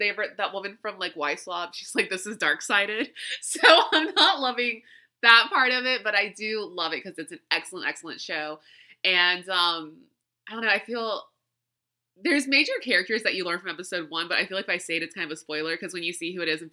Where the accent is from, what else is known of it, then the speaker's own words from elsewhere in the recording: Louisiana, United States; moved away; where I grew up in Louisiana